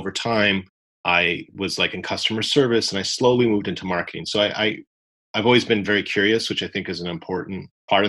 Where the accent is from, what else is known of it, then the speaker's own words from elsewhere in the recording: Canada; I'm Canadian.